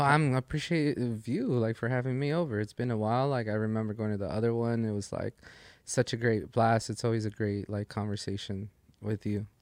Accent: Los Angeles, California, United States; that's my hometown. Like it's

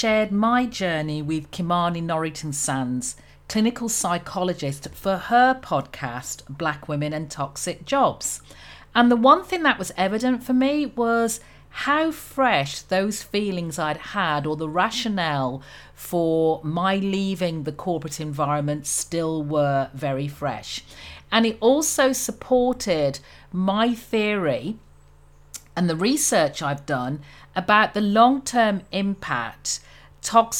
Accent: Birmingham, West Midlands, United Kingdom; accent: Brummie; moved away as an adult; now in Antigua and Barbuda; I'm English born, a Brummy girl, as I say. So I'm from the second biggest city in the UK, in Birmingham.

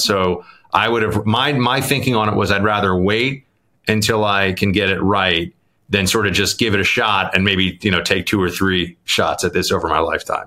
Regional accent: New York City, New York, United States; growing up in New York

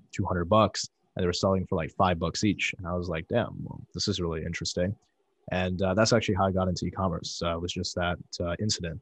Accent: Chesterton, Indiana, United States; I grew up in Chesterton, Indiana

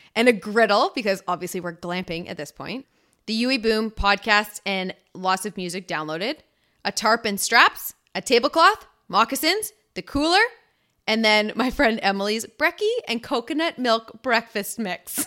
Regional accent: Ontario, Canada; moved away as an adult; now in British Columbia, Canada; we're both from Ontario

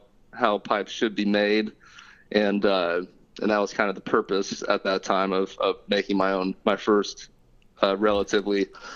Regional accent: Ottawa, Kansas, United States; I grew up born and raised in Ottawa, Kansas

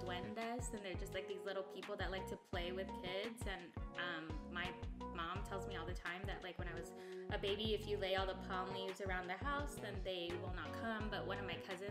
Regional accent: Guam; moved away; I'm from Guam and we believe in legends.

